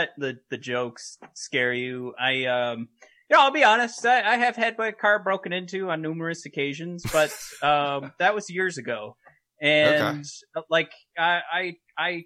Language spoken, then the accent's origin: English; Detroit, Michigan, United States; I grew up in Detroit